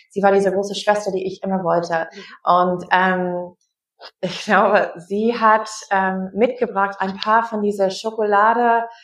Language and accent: German; Wisconsin, United States; ich bin Amerikanerin, wie du gesagt hast. Ich bin in Wisconsin aufgewachsen